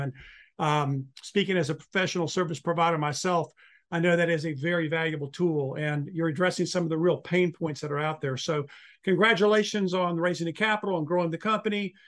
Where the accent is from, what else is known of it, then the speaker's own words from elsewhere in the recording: Charlotte, North Carolina, United States; moved away; It happens to be my hometown um, from many years ago